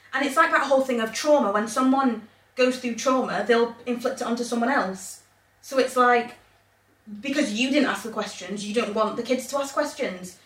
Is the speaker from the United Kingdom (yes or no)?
yes; England, United Kingdom; moved away as an adult; also born or lived in Zambia; now in Northern Ireland, United Kingdom; I grew up in England.